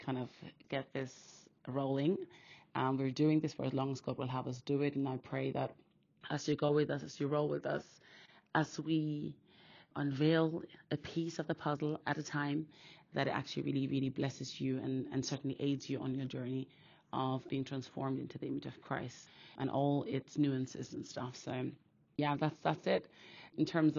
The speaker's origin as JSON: {"language": "English", "country": "Austria", "tie": "born or raised there", "moved": "yes", "lives_now": "United Kingdom", "said": "I was born and raised in Austria, actually, so I have two Nigerian parents, and I now live in the UK"}